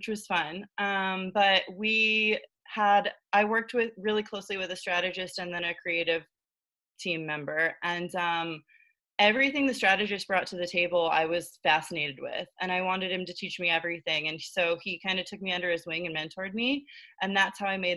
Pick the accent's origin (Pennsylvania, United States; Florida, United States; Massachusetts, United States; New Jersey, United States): Florida, United States; moved away as an adult; now in New York City, United States; I am originally from Florida, but I moved to New York City about 4.5 years ago